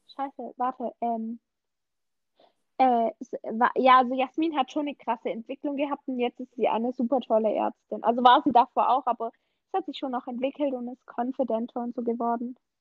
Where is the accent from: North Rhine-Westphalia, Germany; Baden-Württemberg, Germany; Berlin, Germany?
Baden-Württemberg, Germany; Swabia; accent: Swabian, leaning towards Standard German; ich komme aus dem Schwabeländle